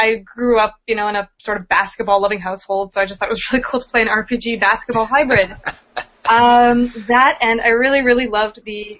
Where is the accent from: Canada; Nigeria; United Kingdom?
Canada; You made fun of me for being Canadian